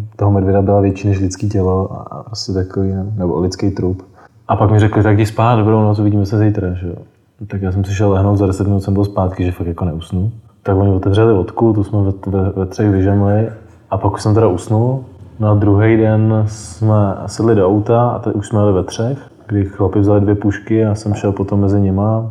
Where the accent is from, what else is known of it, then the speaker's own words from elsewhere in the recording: South Bohemian Region, Czechia; která jsem z Jižních Čech